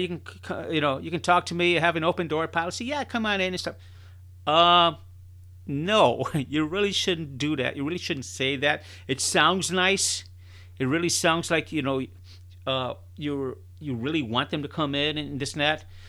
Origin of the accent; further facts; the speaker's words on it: Chicago, Illinois, United States; I was born and raised in Chicago, Illinois